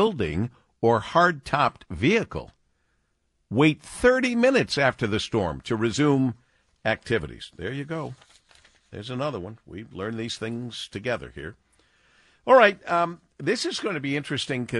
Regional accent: Monroe, Michigan, United States; I'm originally from Monroe, Michigan. Yep. Born and raised.

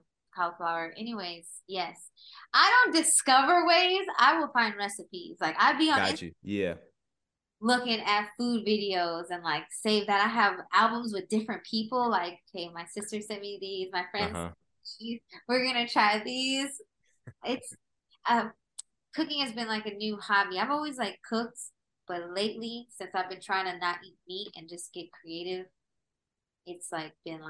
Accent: Los Angeles, California, United States; I am a creative from LA, but I grew up in the Valley.

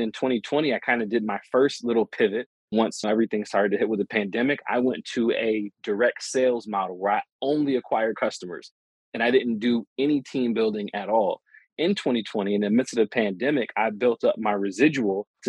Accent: Rochester, New York, United States; my hometown of Rochester, New York

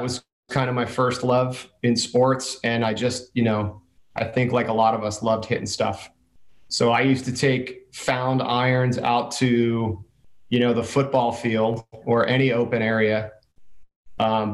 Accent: Jersey Shore, New Jersey, United States; now in San Diego, United States; I was born and raised in New Jersey on the Jersey Shore

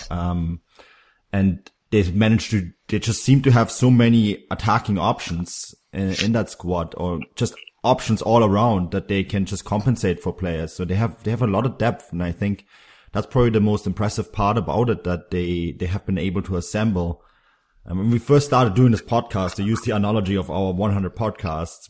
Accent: Munich, Bavaria, Germany; I grew up in Munich

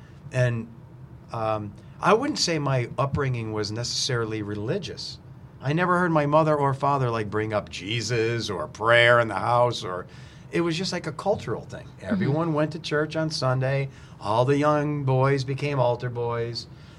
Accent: Lackawanna County, Pennsylvania, United States; I'm a local guy. I grew up in Lackawanna County

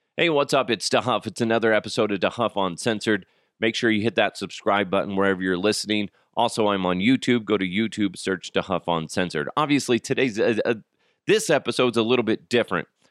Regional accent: United States

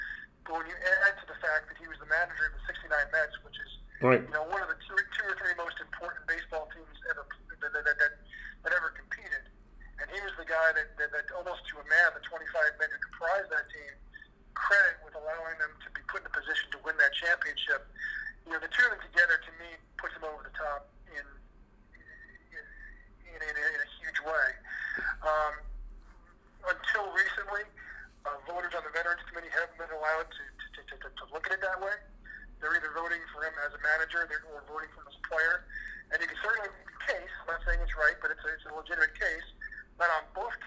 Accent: New York City, New York, United States; I grew up in Brooklyn

